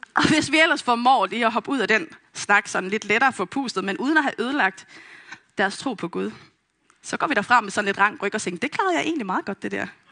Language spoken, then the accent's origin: Danish; Vestegnen, Capital Region of Denmark, Denmark; Jeg er vokset op på Vestegnen